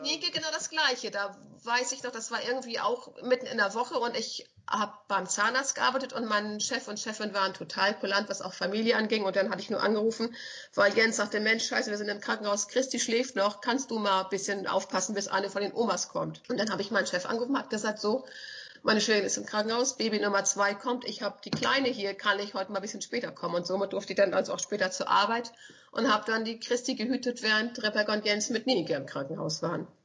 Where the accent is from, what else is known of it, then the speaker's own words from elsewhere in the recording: Schleswig-Holstein, Germany; als Schleswig-Holsteiner